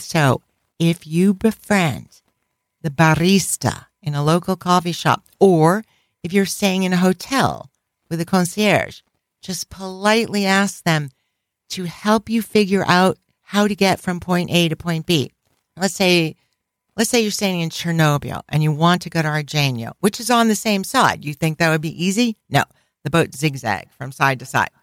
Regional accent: New England, United States; we're from New England, where it's always cold.

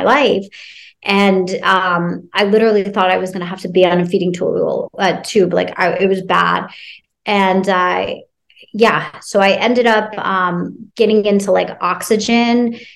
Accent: Cincinnati, Ohio, United States; I grew up in Ohio in Cincinnati

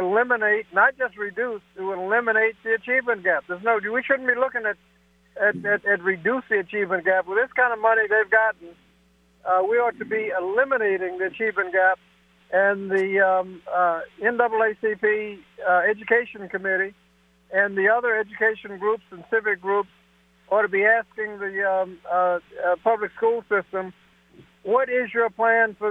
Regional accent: Hampton, Virginia, United States; my hometown in Hampton, Virginia

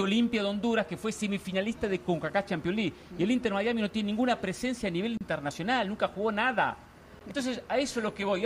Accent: Argentina; yo soy argentino

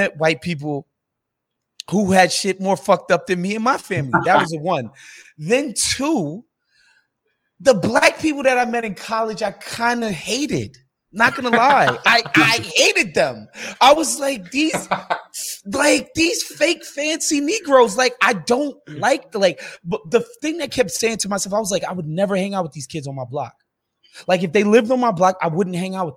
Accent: New York City, New York, United States; growing up in New York City, we don't have trailer park white people

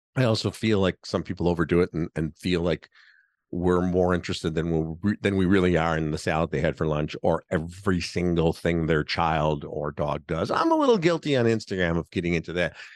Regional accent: Chicago, Illinois, United States; I'm podcasting to you here from Chicago, my hometown.

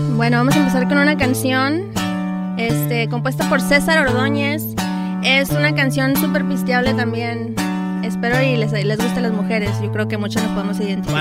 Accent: Los Angeles, California, United States; yo soy nacida aquí en Los Ángeles. Mis papás son de México, mi mamá de Mexicali, mi papá de Sinaloa

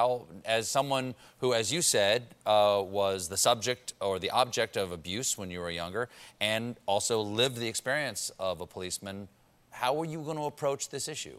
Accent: New York City, New York, United States; As a New Yorker myself

